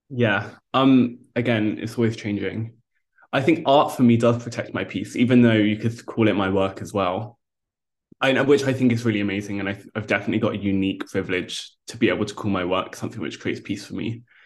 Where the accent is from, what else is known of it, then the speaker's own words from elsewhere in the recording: London, United Kingdom; I grew up in London as a vegetarian